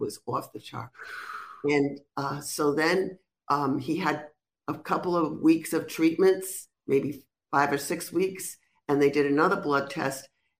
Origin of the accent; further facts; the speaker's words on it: Rhode Island, United States; accent: Rhode Island; now in Florida, United States; I'm from Rhode Island, but I sound like I'm from New York.